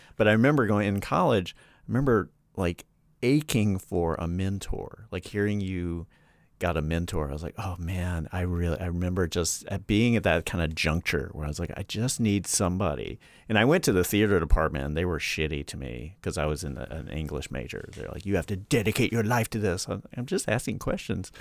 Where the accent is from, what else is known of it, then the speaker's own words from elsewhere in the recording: Charlotte, North Carolina, United States; moved away; I'm from, I'm from North Carolina. I'm from Charlotte